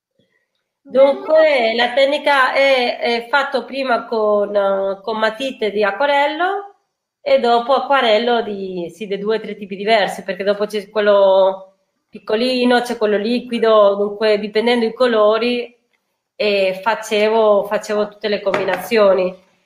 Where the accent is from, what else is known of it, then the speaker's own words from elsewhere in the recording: Spain; now in Italy; essendo spagnola